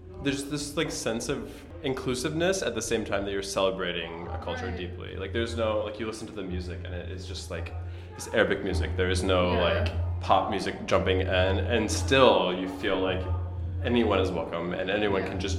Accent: St. Louis, Missouri, United States; moved away; I'm originally from St. Louis, Missouri.

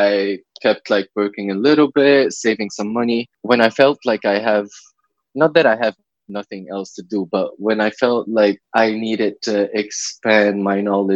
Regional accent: Lebanon; Lebanese, 23 years old

